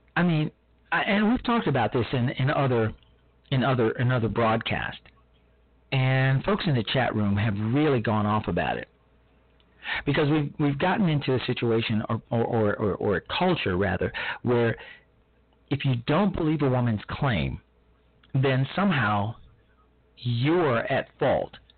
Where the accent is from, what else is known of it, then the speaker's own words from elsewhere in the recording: Chicago, Illinois, United States; my hometown, Chicago